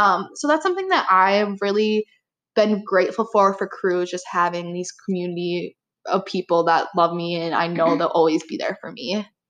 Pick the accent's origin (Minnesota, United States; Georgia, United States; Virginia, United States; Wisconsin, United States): Wisconsin, United States; Appleton; moved away as an adult; now in Marquette, United States; I am from Appleton, Wisconsin